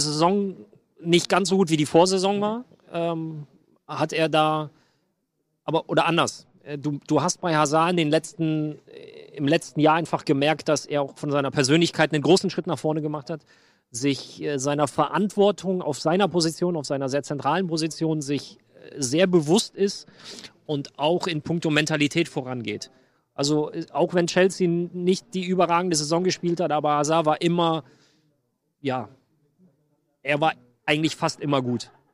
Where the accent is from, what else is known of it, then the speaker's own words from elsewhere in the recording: Aachen, North Rhine-Westphalia, Germany; Ich komme ja aus dem Dreiländereck. Deutschland, Holland, Belgien oder Deutschland, Niederlande, Belgien